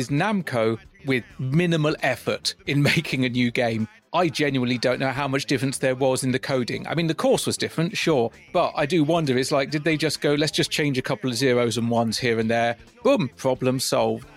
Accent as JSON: {"language": "English", "area": "West Country", "region": "South West England", "country": "United Kingdom", "tie": "born or raised there", "said": "growing up in the West Country"}